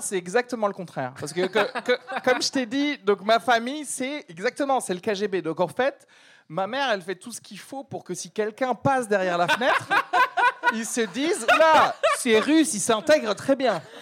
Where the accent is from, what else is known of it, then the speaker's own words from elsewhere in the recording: France; also born or lived in Algeria; je suis né en Algérie, de parents nés en Algérie, de grands-parents nés. Tu peux remonter comme ça jusqu'à Moufassa. D'accord Si on me fait le test ADN, euh, vous savez quels sont vos ancêtres et tout ça, bon, on va me dire, monsieur, vous êtes 100% de l'huile d'olive. D'accord Et euh, je suis arrivé en France avec ma famille euh, quand j'avais 9 ans